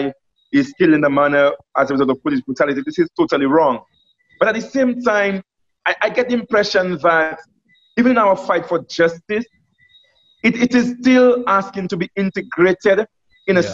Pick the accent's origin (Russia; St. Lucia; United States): St. Lucia; Bellevue; I'm from Bellevue